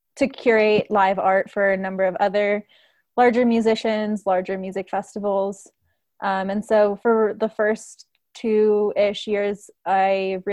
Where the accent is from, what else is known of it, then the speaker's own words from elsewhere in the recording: Washington, District of Columbia, United States; now in Denver, United States; I grew up in Washington, D.C.